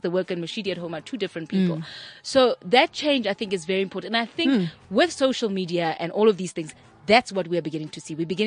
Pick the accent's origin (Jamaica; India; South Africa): South Africa; Johannesburg, Gauteng; I grew up in Alexander Township in the 80s, my neighbors were colored